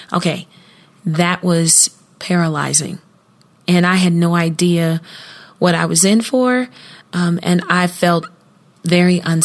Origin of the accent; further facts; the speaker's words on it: Columbus, Ohio, United States; Columbus, my hometown